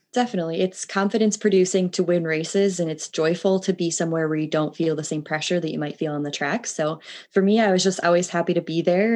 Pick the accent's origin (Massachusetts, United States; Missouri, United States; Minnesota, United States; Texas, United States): Minnesota, United States; Twin Cities; I grew up in the Twin Cities of Minnesota, just south of Minneapolis and St. Paul